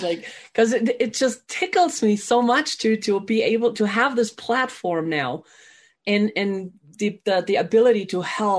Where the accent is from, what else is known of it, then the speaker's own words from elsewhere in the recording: Germany; now in United States; I was actually born and raised in Germany.